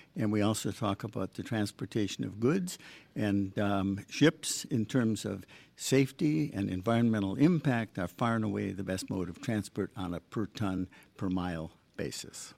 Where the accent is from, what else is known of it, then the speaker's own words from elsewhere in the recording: Michigan, United States; also born or lived in Long Island / Boston; now in Long Beach, United States; I grew up in Michigan.